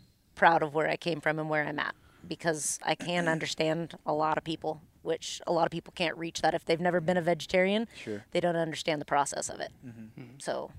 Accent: Long Beach, California, United States; moved away; also born or lived in Oregon; So there again, I am a transplant. So I am from California, born. I know, you're surrounded. And tell them where. That would be Long Beach. Long Beach, California.

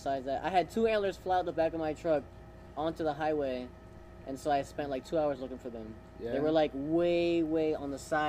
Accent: Florida, United States; We grew up in Florida. We had pool parties all the time. We grew up in the pool.

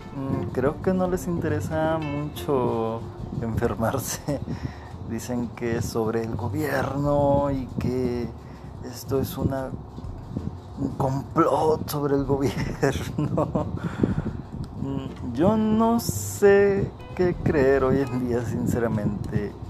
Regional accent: Coahuila, Mexico; soy de Coahuila, de México

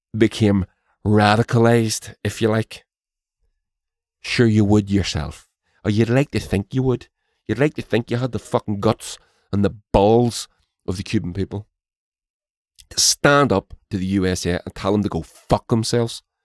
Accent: Northern Ireland, United Kingdom; My country has been divided by imperialism, and to this day, I live in the occupied six counties, as they as it's referred to by many

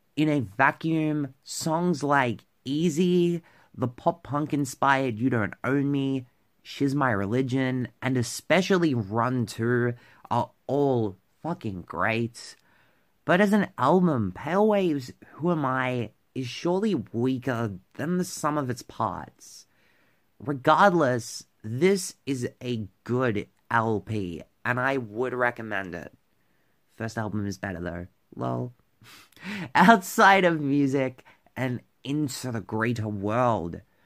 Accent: Victoria, Australia; my home state of Victoria

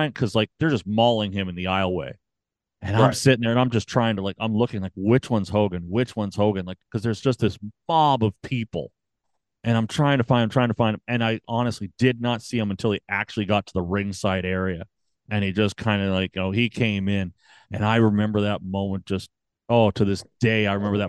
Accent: Canada; I'm Canadian

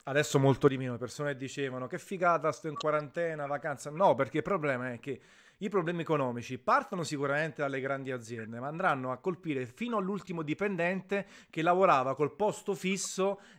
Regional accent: Naples, Campania, Italy; Tanto la conoscono i miei lettori, visto che sono napoletano, ogni tanto gli spiego, faccio lezioni di napoletano.

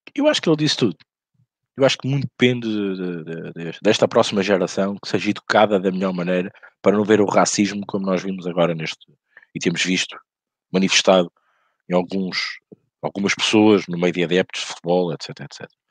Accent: Portugal; como português

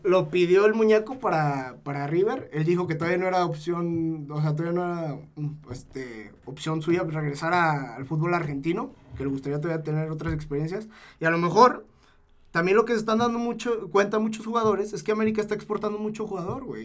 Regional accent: Zacatecas, Mexico; Yo que soy de Zacatecas

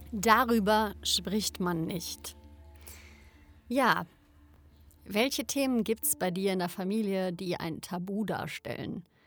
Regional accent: Germany; ich bin Deutsche

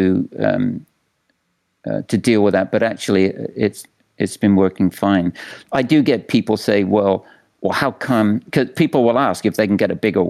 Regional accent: England, United Kingdom; also born or lived in Austin, Texas; now in New York City, United States; I'm from England, and I visited visited America a few times when I was younger

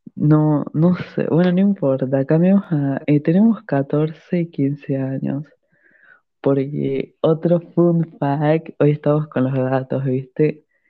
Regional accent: La Rioja, Argentina; yo y la Agustina somos de Argentina. Somos de una provincia pobre que es La Rioja

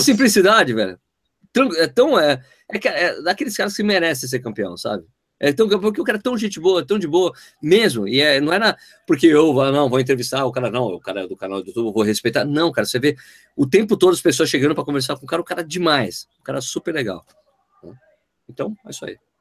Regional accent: São Paulo, Brazil; sou, paulistano, nasci em São Paulo

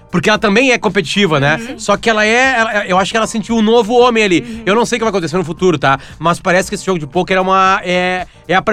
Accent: Alegrete, Rio Grande do Sul, Brazil; Porque eu fui criado no Alegrete

